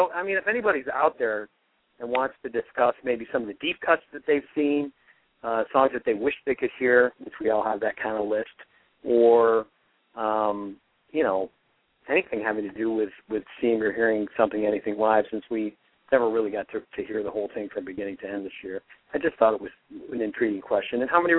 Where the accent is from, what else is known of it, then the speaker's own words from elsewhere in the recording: Rochester, New York, United States; I grew up in Rochester, New York